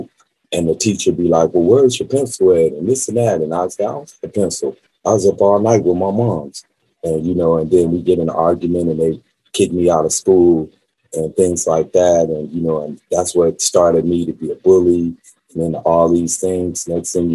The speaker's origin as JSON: {"language": "English", "town": "Las Vegas", "region": "Nevada", "country": "United States", "tie": "born or raised there", "also_born_or_lived": "California", "said": "she left California and brought me out here to Las Vegas when I was about 5 years old"}